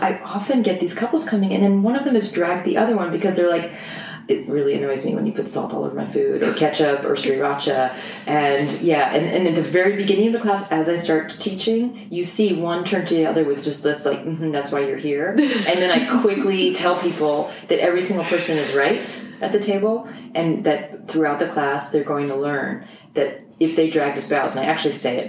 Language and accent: English; United States; I grew up in New Jersey, New York area, from a Jewish family